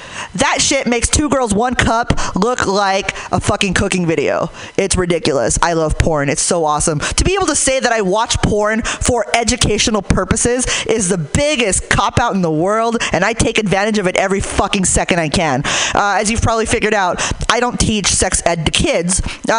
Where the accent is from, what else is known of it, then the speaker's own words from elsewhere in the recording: Hayward, California, United States; Like, I'm from Hayward, so I want to feel like I ran from the cops and lost.